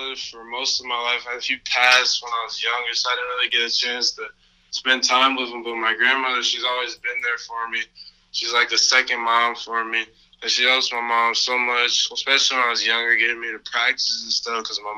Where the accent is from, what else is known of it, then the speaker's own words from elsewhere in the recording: Southfield, Michigan, United States; now in Canton, United States; I grew up in Southfield, Michigan, most of my life. That was where I was born and raised